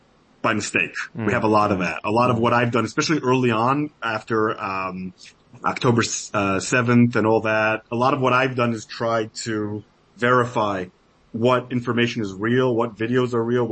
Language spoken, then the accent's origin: English; Jerusalem, Jerusalem District, Israel; moved away as an adult; now in Hollywood, United States; I'm Israeli. I love my country. Right. You know, like I was born in Jerusalem, served in the army.